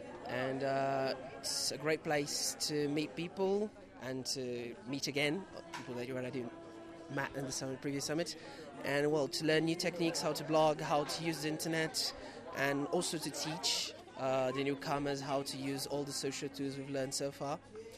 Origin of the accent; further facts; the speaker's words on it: Brazil; from Brazil, Lingua Portuguese.